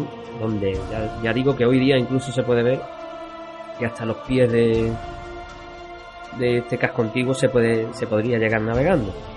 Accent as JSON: {"language": "Spanish", "area": "Cádiz", "region": "Andalusia", "country": "Spain", "said": "lo que venimos siendo los gaditanos"}